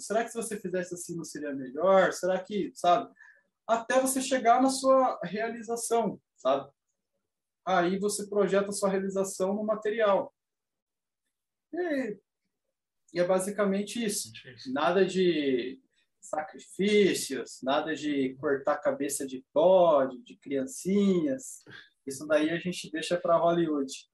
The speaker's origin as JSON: {"language": "Portuguese", "country": "Brazil", "said": "como bom brasileiro, a minha família em si é, tem bases no catolicismo"}